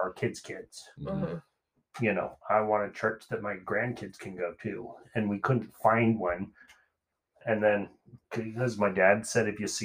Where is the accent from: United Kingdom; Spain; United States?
United States; us as American Christians